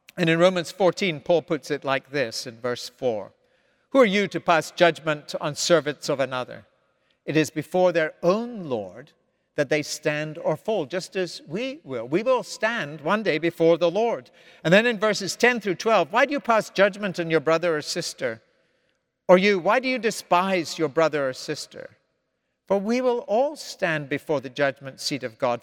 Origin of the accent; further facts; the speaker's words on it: Scotland, United Kingdom; moved away as an adult; now in United States; I was raised in the Scotland of the fifties, sixties, and seventies